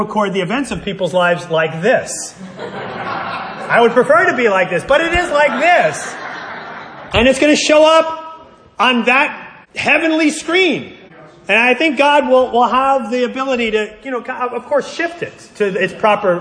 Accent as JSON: {"language": "English", "country": "United States", "said": "I'm an American"}